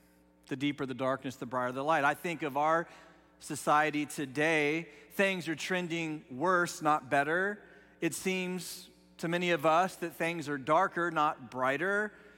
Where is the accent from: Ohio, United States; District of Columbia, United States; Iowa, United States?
Ohio, United States; Dayton; So I grew up just outside of Dayton, Ohio, which isn't a huge city, but it's definitely not the country.